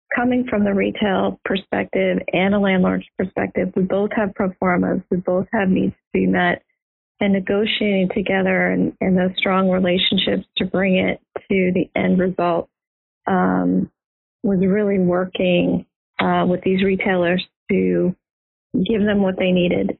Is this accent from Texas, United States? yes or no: yes; Houston, Texas, United States; moved away; I grew up in Houston, Texas.